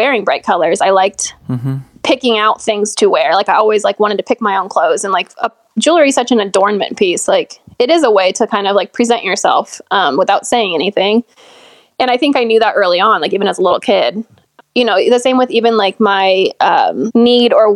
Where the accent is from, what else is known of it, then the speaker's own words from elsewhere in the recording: Orange County, California, United States; moved away as an adult; I lived in Orange County